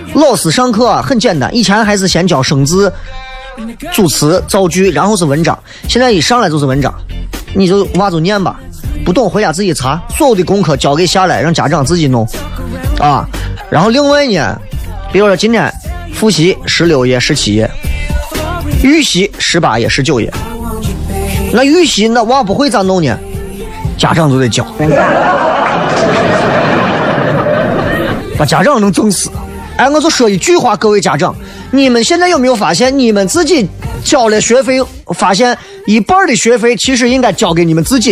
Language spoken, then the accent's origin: Chinese; China; 咱这一辈子作为一个中国人